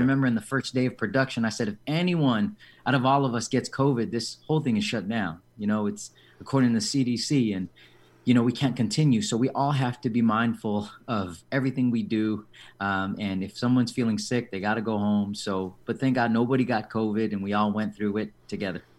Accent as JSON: {"language": "English", "town": "San Diego", "region": "California", "country": "United States", "tie": "born or raised there", "said": "I was born and raised here in San Diego"}